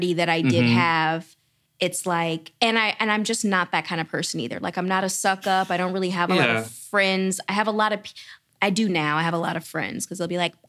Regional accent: Atlanta, Georgia, United States; accent: Southern; moved away; I'm from Atlanta.

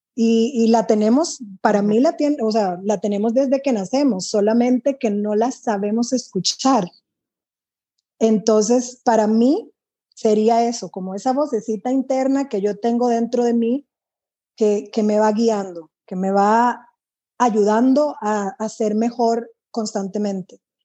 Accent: Dominican Republic; now in Costa Rica; yo soy de, de República Dominicana, no tengo amigas en Costa Rica

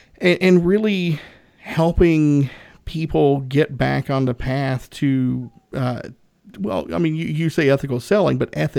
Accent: Northeast Tennessee, United States; I'm from Northeast Tennessee.

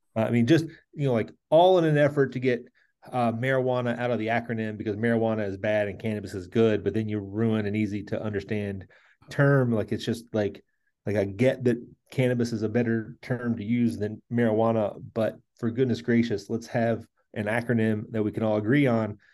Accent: central Kentucky, United States; moved away as an adult; my hometown in central Kentucky

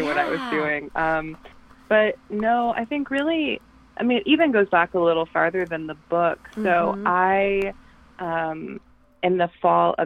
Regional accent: North Carolina, United States; moved away as an adult; now in Chicago, United States; I grew up in North Carolina in a relatively small town, county, and then I went to college there. Moved to Chicago almost 6 years ago now

